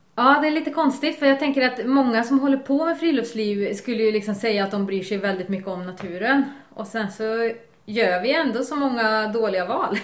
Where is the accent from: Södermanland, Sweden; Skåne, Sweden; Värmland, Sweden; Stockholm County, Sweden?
Värmland, Sweden; now in Bohuslän, Sweden; jag kommer från Värmland